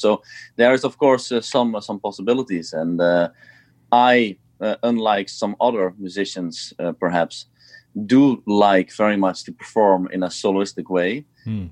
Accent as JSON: {"language": "English", "town": "Eindhoven", "region": "North Brabant", "country": "Netherlands", "tie": "born or raised there", "said": "i played here in my hometown uh, in eindhoven where i used to play when i was younger"}